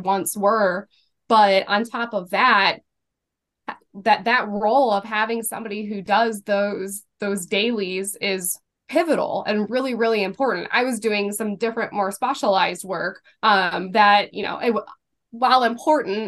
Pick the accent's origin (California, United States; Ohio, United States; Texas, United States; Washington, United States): Ohio, United States; Cleveland; I grew up in Greater Cleveland